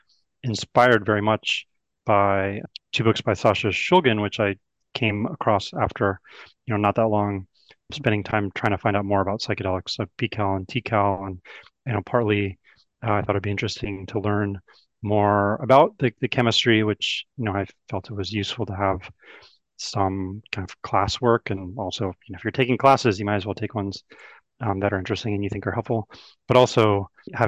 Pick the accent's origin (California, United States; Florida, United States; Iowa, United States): California, United States; Oakland; I grew up in Oakland